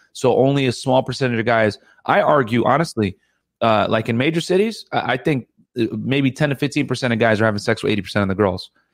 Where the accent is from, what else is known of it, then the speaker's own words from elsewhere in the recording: Connecticut, United States; My parents are from Sudan, and and uh, I grew up in Connecticut.